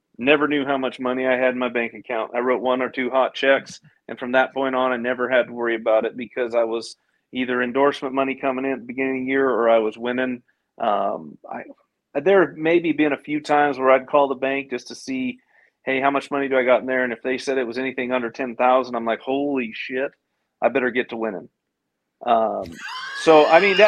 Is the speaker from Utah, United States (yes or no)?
no; California, United States; moved away as an adult; now in Texas, United States; California, my home state. Used to be my home state.